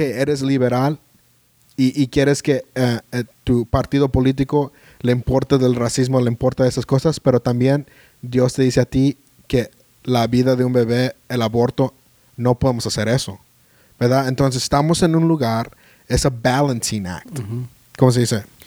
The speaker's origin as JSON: {"language": "Spanish", "country": "United States", "second_language": "Spanish", "said": "como americanos"}